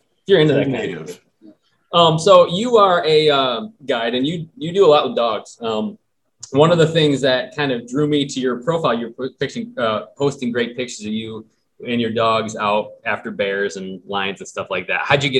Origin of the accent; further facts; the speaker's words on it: Michigan, United States; I'm from Michigan, man. This is how we talk.